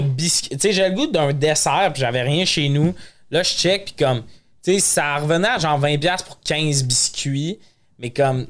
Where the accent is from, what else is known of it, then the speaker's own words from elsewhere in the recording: Montreal, Quebec, Canada; on est montréalais